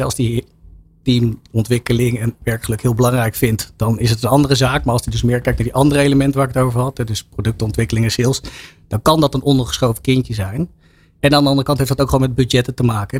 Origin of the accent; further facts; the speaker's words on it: Laren, North Holland, Netherlands; ik kom uit Laren, hier om de hoek